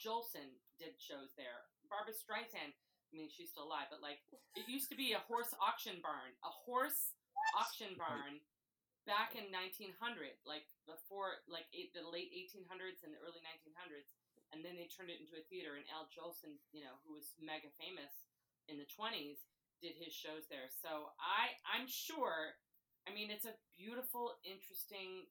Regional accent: Michigan, United States; born or raised there

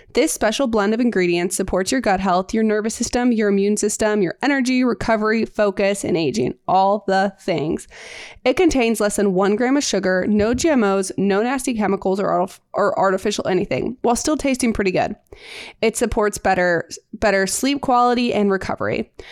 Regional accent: St. Louis, Missouri, United States; We are sisters. We are from Saint Louis.

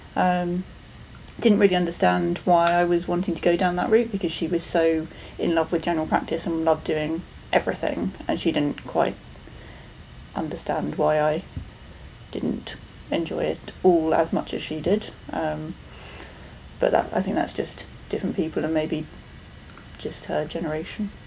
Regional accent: England, United Kingdom; I'm from England.

